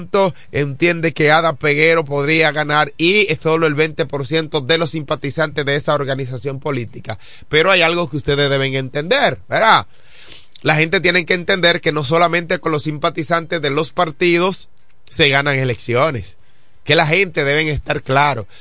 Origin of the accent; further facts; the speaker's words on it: Dominican Republic; como ciudadano dominicano